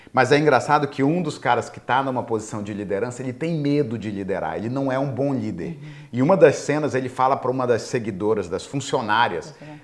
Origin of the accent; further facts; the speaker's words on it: Belém, Pará, Brazil; moved away as an adult; now in United States; Eu, brasileiro de Belém do Pará